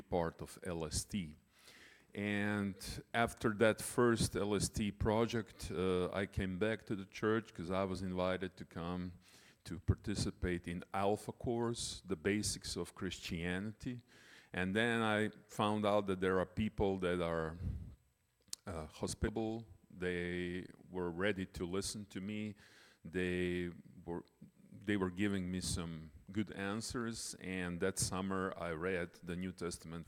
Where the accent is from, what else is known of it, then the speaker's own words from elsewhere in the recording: Croatia; I'm coming from Croatia, small but beautiful country in Southeastern Europe.